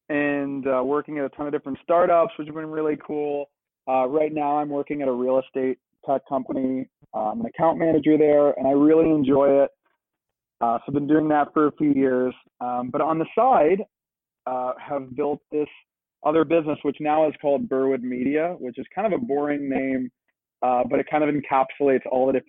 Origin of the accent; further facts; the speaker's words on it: London, United Kingdom; moved away as an adult; now in Brooklyn, United States; And so when we were growing up in London, we'd always be going to shows and, you know, cool venues, seeing cool artists.